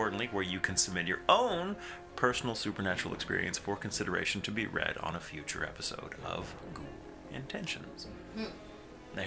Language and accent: English; McKinney, Texas, United States; now in Dallas, United States; I grew up in McKinney, just 30 miles north.